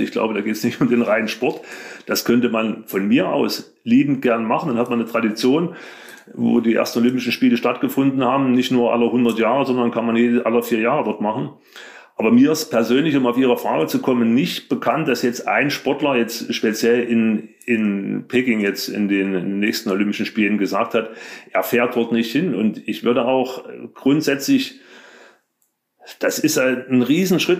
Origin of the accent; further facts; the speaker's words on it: Leipzig, Saxony, Germany; Ich bin in der DDR groß geworden